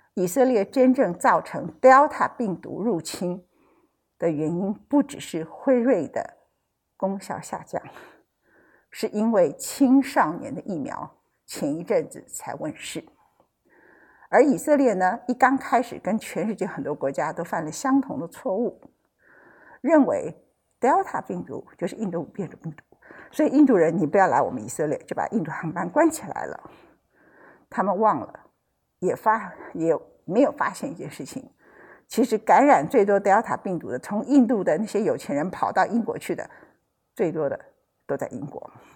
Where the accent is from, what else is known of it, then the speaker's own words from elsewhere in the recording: Taiwan; 我们台湾人